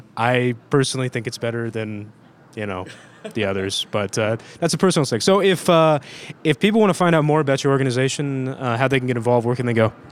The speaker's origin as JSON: {"language": "English", "region": "Ohio", "country": "United States", "said": "I'm from Ohio"}